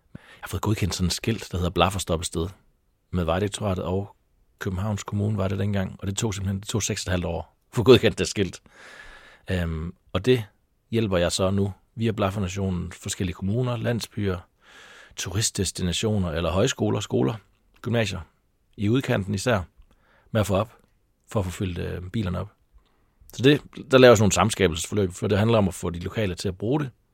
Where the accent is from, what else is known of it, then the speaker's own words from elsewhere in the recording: Taulov, between Kolding and Fredericia, Southern Denmark, Denmark; also born or lived in North Jutland / Copenhagen / Aarhus; now in Sorø, Denmark; Men jeg er fra Tavler mellem Kolding og Fredericia